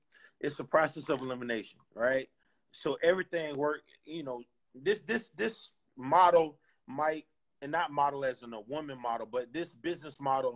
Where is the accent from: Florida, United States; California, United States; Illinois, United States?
Florida, United States; Clearwater; I'm from Tampa Bay.